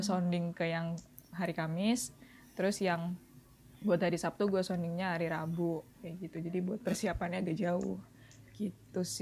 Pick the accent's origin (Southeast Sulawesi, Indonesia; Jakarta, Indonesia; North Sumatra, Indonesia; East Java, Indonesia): East Java, Indonesia; Surabaya; di tempat gue di domisili kota gue di Surabaya